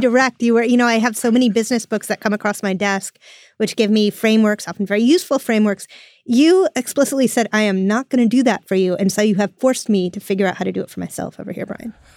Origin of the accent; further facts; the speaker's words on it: United States; I'm an American